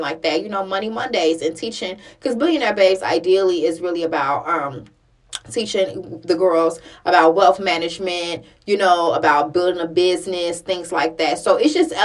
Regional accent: Chicago, Illinois, United States; I grew up in Chicago

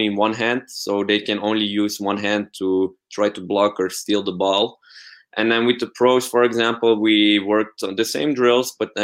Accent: Belgium; I'm from Belgium.

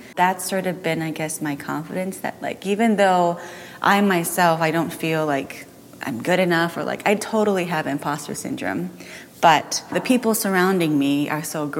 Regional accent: Tokyo, Japan; also born or lived in Belgium / Washington, D.C.; I was born in Japan. From 2 to 5, I was in Belgium. No, in D.C., Washington, D.C., then 5 to 9, I went back to Japan, and 9 to 12, I was in Belgium, and I went to a British school there.

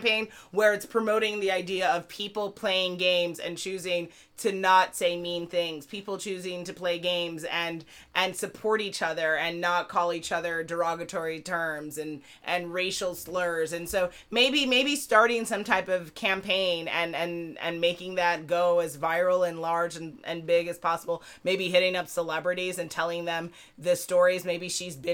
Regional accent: United States; I'm an American

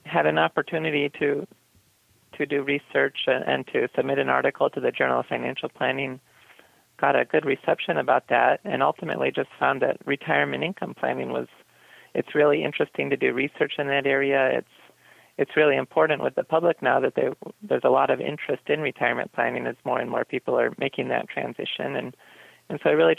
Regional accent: Midwest, United States; also born or lived in Michigan / Iowa; I grew up in Michigan and Iowa

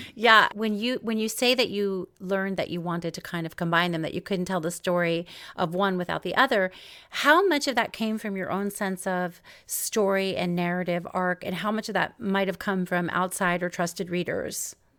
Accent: New York, United States; also born or lived in Los Angeles; now in Seattle, United States; now I live in Seattle, but I'm from New York

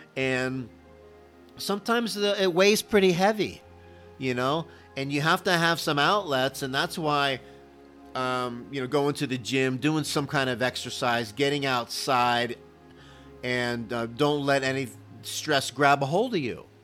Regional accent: Miami, Florida, United States; now in Dallas, United States; Growing up in Miami

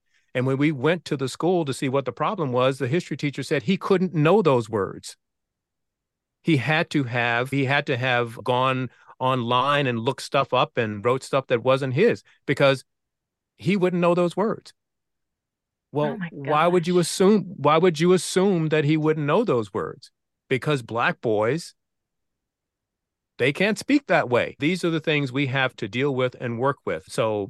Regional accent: Virginia, United States; I know from my own experience growing up in Southeastern Virginia that there were many teachers who did not expect that I had the capabilities I had.

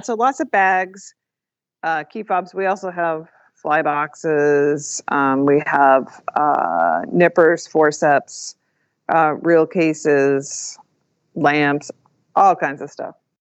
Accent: New England, United States; moved away; also born or lived in Alaska; growing up in New England, which is a very conservative

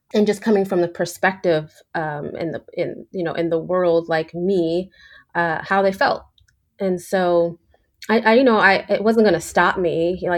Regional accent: New York, United States; I grew up in New York, so I was used to diversity, but I was also used to being one of few

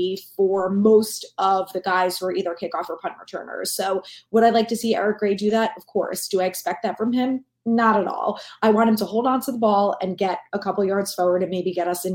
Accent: Ramsey, New Jersey, United States; I actually grew up in Bergen County. I'm from Ramsey

